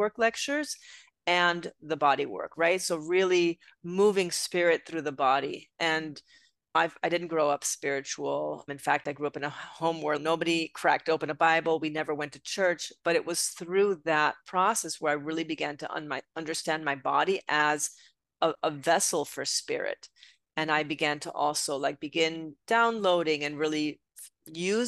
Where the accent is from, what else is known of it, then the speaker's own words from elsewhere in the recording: Puerto Rico; moved away as an adult; also born or lived in Europe; now in Connecticut, United States; I'm originally from Puerto Rico. Okay. So I grew up on the island and I came to United States, to the mainland when I was 18 years old